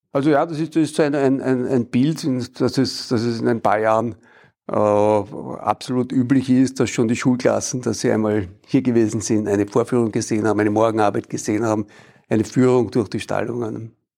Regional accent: Vienna, Austria; ich bin als Wiener mit der spanischen Hofreitschule aufgewachsen

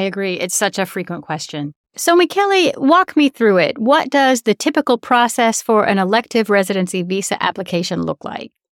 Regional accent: United States; as an American

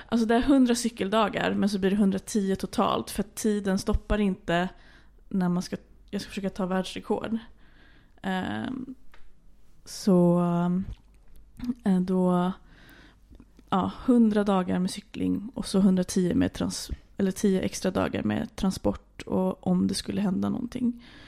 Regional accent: Stockholm, Stockholm County, Sweden; moved away as an adult; also born or lived in Arendal, Norway; now in Norway; jag eh, är uppväxt i Stockholm

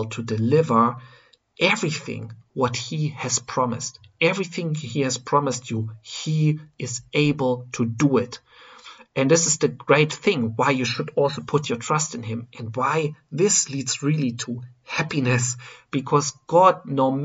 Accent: Germany; I am coming from Germany

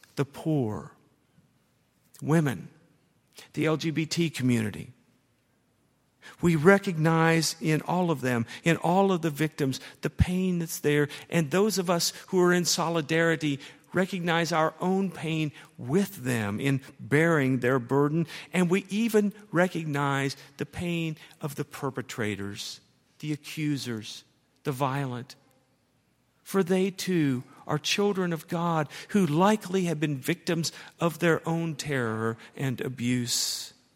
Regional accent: Dayton, Ohio, United States; now in Louisville, United States; We're both from Dayton, Ohio, and now we're both in Kentucky, me and Louisville

